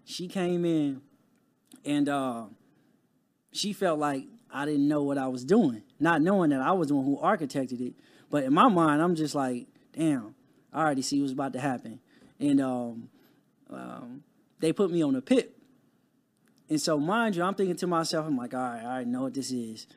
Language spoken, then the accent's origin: English; Compton, California, United States; growing up in Compton, it wasn't a lot of resources